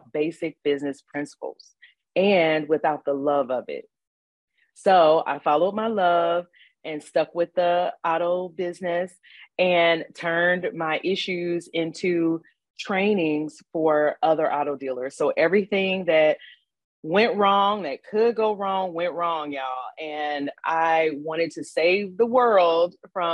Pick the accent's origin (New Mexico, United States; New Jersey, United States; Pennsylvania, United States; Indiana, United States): Indiana, United States; Gary; moved away; I'm from Gary, Indiana originally